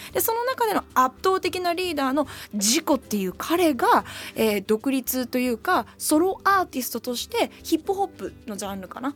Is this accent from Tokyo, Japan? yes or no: yes; Tokyo, Japan; だからやっぱ東京で育ってる、私目黒川で育ってるんで